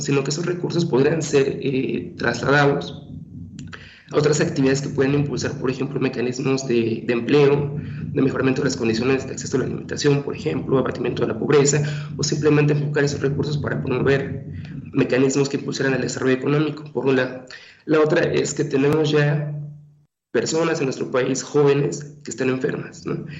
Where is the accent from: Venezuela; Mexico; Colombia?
Mexico; como mexicanos, no somos gente delgadas